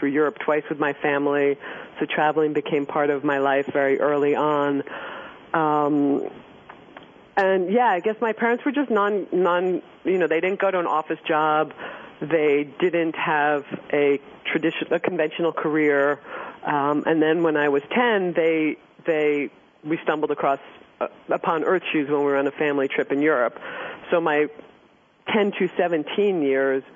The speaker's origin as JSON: {"language": "English", "town": "New York City", "region": "New York", "country": "United States", "tie": "born or raised there", "said": "I grew up in on 17th Street, East 17th Street, between Irving and Park in New York City"}